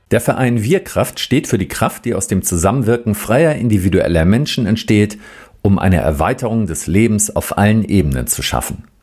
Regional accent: Rostock, Mecklenburg-Vorpommern, Germany; ich komme ja auch aus Rostock und wir haben gesehen, ah, okay, man war damals schon hier

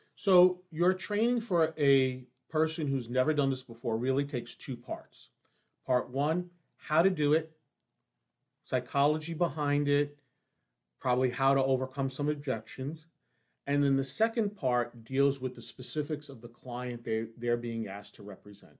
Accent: New York City, New York, United States; where I grew up on the Lower East Side of New York

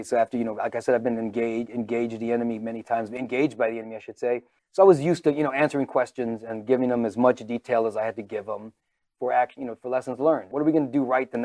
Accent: San Antonio, Texas, United States; now in Poway, United States; when I was growing up in San Antonio

